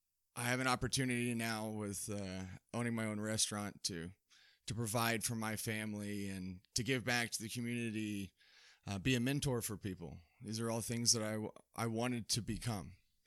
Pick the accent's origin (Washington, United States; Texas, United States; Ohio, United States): Texas, United States; Fort Worth; now in Dodge City, United States; Correct. I'm from Dallas-Fort Worth area, yeah. Texas.